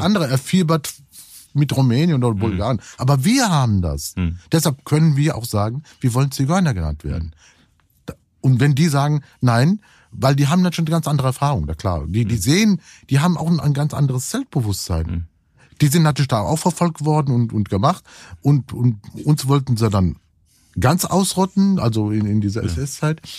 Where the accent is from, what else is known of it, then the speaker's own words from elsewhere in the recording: Cologne, North Rhine-Westphalia, Germany; Ich bin ja auch Kölner